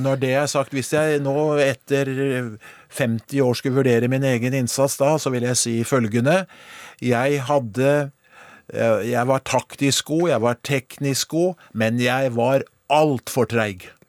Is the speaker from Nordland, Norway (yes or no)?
no; Skedsmo, Akershus, Norway; jeg vokste opp i Skedsmo